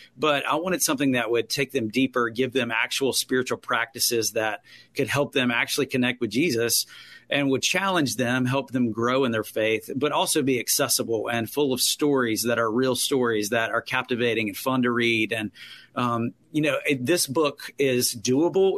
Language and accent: English; Winston-Salem, North Carolina, United States; also born or lived in Greensboro, North Carolina; I grew up in Winston Salem